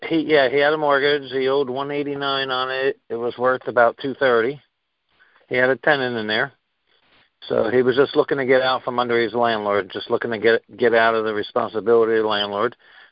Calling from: New Jersey, United States; I'm calling in from New Jersey.

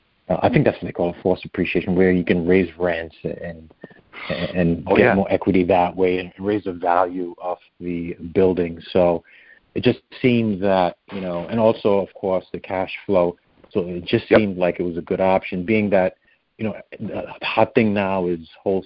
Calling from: Connecticut, United States; Good, good. Good, thanks. Connecticut.

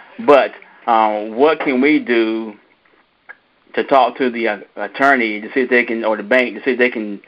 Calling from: North Carolina, United States; We are calling from North Carolina.

